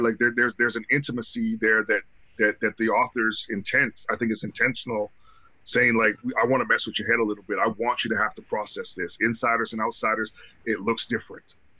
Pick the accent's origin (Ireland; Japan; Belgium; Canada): Canada; I'm Canadian